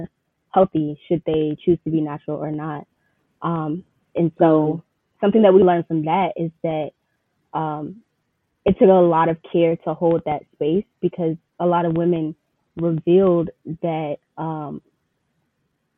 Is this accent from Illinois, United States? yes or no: no; Riverdale, Georgia, United States; I'm from Riverdale, Georgia